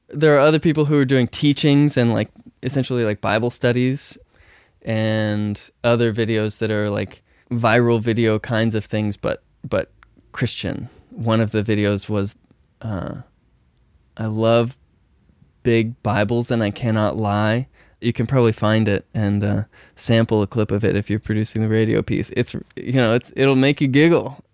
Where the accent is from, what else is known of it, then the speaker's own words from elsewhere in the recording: Texas, United States; I grew up in Texas